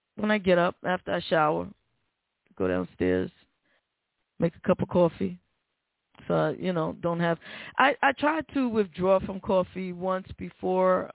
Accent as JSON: {"language": "English", "town": "New York City", "region": "New York", "country": "United States", "moved": "yes", "said": "I've been on the Cross Bronx Express back and forth all my life. I'm from the Bronx."}